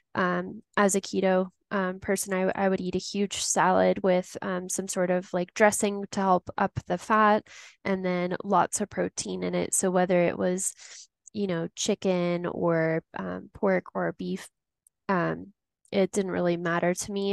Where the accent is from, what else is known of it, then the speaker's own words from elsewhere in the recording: Tucson, Arizona, United States; now in Denver, United States; growing up in Tucson, Arizona. Since then, I've made my way over to Denver, Colorado